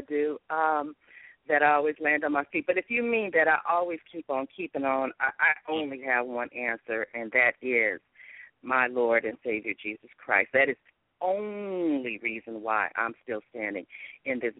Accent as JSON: {"language": "English", "town": "Los Angeles", "region": "California", "country": "United States", "said": "I'm from Los Angeles"}